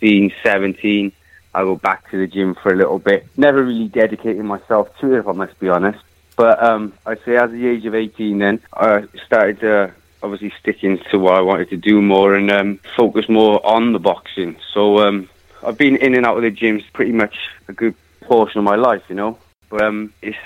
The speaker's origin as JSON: {"language": "English", "region": "Wales", "country": "United Kingdom"}